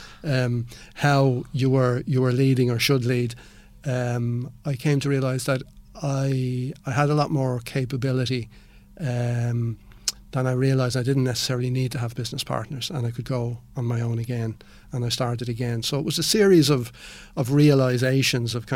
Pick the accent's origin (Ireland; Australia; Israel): Ireland; also born or lived in Spain